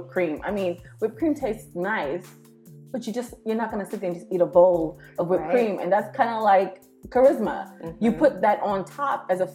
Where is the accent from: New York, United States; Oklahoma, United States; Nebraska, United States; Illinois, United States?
New York, United States; I'm a New Yorker